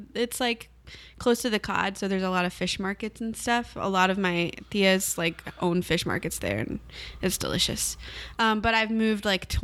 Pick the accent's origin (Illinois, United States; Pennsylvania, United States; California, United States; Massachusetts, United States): Massachusetts, United States; Fall River; born there; Oh, gosh. I was born in Fall River, Massachusetts.